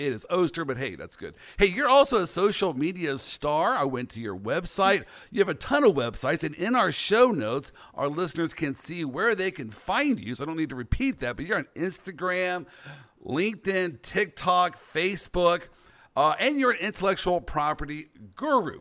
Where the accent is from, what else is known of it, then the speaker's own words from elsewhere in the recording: Kansas City, Kansas, United States; I'm from the Midwest, Kansas City